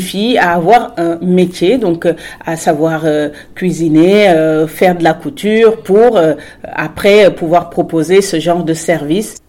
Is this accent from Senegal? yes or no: yes; Senegal; also born or lived in Morocco / Paris, France / Strasbourg, France / Amiens, France; now in France; j'avais déjà quitté le Sénégal, donc il y a déjà eu ce première, euh, cette première rupture euh, avec mon pays d'origine.